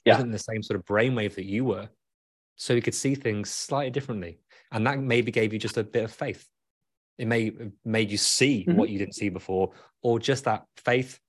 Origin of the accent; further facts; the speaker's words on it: United Kingdom; accent: British; my British accent